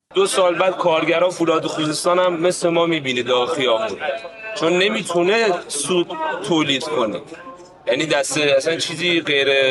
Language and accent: Persian; Iran; ما همه ایرانیم